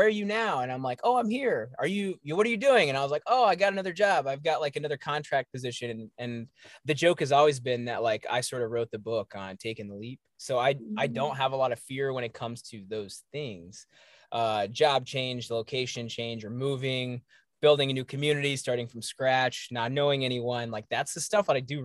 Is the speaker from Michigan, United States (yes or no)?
no; Johnson City, Tennessee, United States; moved away; I'm from the South. I'm from East Tennessee, Johnson City, Tennessee